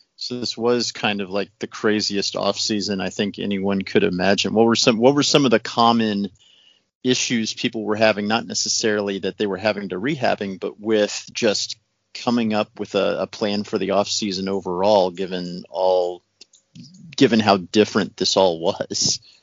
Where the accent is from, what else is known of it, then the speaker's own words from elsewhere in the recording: United States; as an American